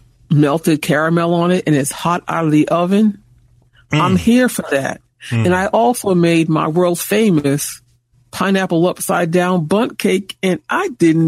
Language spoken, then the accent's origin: English; Boston, Massachusetts, United States; I'm from Boston.